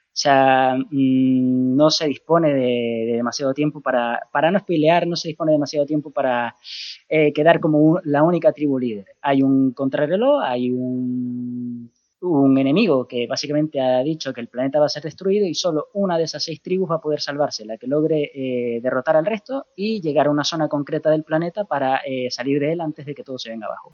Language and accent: Spanish; Canary Islands, Spain; accent: Canarian; now in Murcia, Spain; el acento canario, yo soy de Canarias